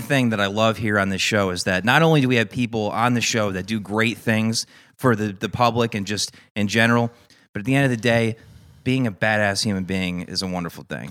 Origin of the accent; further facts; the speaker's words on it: Newtown, Connecticut, United States; also born or lived in Waterbury, Connecticut; in my hometown of Newtown, Connecticut